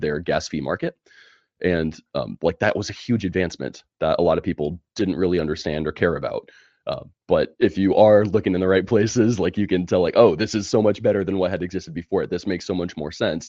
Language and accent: English; California, United States; moved away as an adult; now in Alabama, United States; born and raised in California